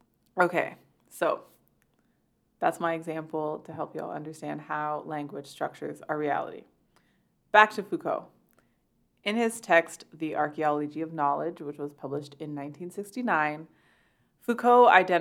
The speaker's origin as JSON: {"language": "English", "country": "Canada", "said": "I'm Canadian"}